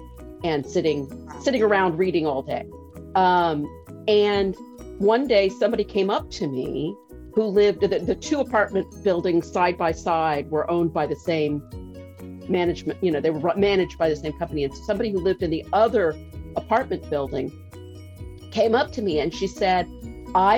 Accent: Texas, United States; moved away as an adult; also born or lived in Los Angeles; I grew up in Texas

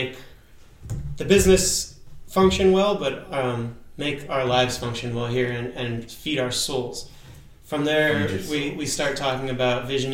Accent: San Diego, California, United States; also born or lived in Mendocino County, California; now in Mendocino, United States; Mendocino, where we live, and I'm from San Diego as well, I left because I was swimming against the current of the of society down there

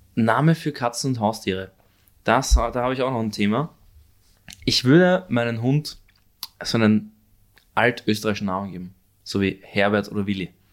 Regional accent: Korneuburg, Lower Austria, Austria; also born or lived in Vienna / Stockerau; ich bin zwar Wiener, geboren in Wien, aber aufgewachsen in Niederösterreich.

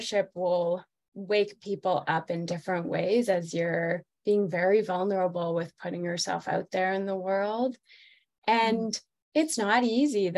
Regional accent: Toronto, Ontario, Canada; moved away as an adult; also born or lived in New York / San Francisco; now in Colorado, United States; I'm actually from Toronto, Canada, originally, and moved to the United States, oh, like 14 years ago now.

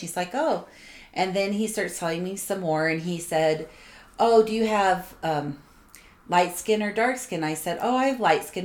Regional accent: New York City, New York, United States; I was born in New York City in the late 60s

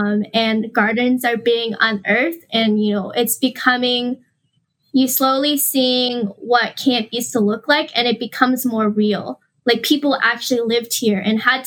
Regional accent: San Diego, California, United States; I'm from San Diego

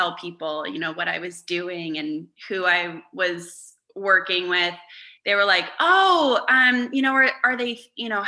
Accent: Vacaville, California, United States; moved away; also born or lived in Los Angeles; I'm originally from Northern California, a little town called Vacaville in between Sacramento and San Francisco.

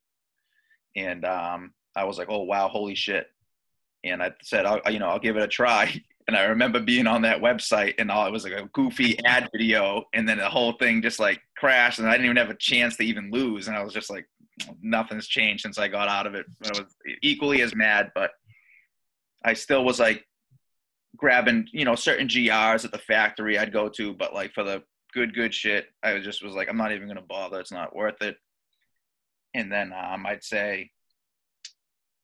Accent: Boston, Massachusetts, United States; I'm from the Boston area in Massachusetts.

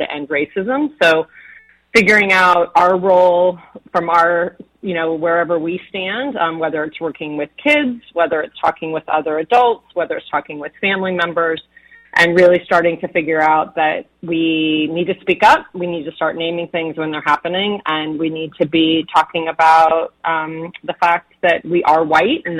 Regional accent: Northern California, United States; I grew up in Northern California

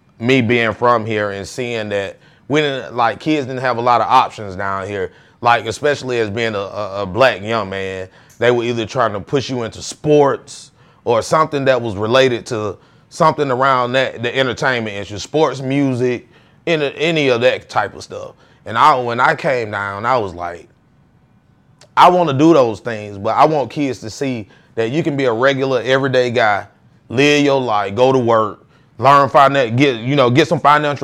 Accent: McDonough, Georgia, United States; also born or lived in Atlanta, Georgia; I'm originally from McDonough. Like, we moved back. My grandparents and everybody are from here. But we moved down here when I was in about third grade

